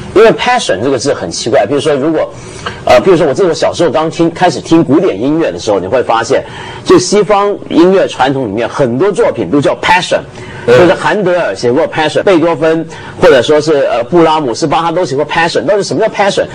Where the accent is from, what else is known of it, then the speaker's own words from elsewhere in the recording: Taiwan; moved away; 我在小时候在台湾长大